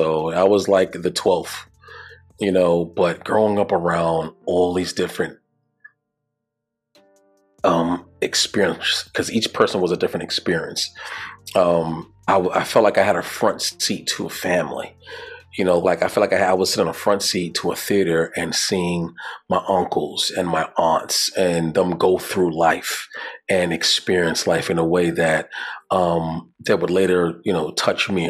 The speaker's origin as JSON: {"language": "English", "town": "New York City", "region": "New York", "country": "United States", "tie": "born or raised there", "moved": "as an adult", "lives_now": "Virginia, United States", "said": "I'm from Brooklyn, New York. You know what I'm saying? You feel me, my guy? No. From New York, Brooklyn, New York. Grew up in Bed-Stuy"}